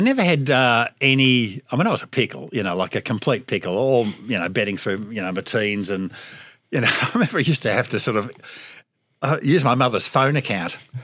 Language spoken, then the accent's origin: English; Melbourne, Victoria, Australia; Scotch College, when I went there, uh, Mel, Cup Day wasn't a public holiday.